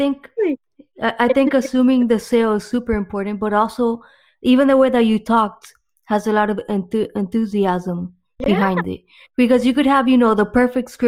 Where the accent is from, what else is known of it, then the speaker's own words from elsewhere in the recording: Miami, Florida, United States; I'm from Miami